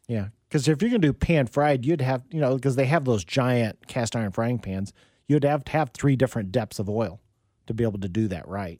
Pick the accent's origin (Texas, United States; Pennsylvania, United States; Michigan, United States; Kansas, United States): Kansas, United States; Wichita; I grew up in Wichita, you know, back in the seventies